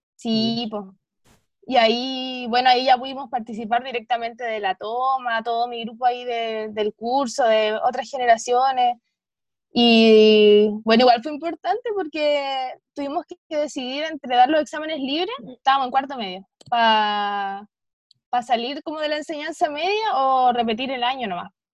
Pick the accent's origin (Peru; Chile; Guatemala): Chile; Chiloé, Los Lagos; cuando era chica estudiaba en, en Chiloé, en el Liceo Galvarino